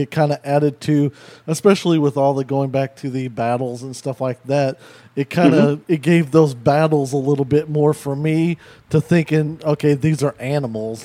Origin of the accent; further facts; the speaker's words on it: Ozark, Missouri, United States; also born or lived in Chicago suburbs, Illinois; being in Ozark, you know, we moved down from Chicago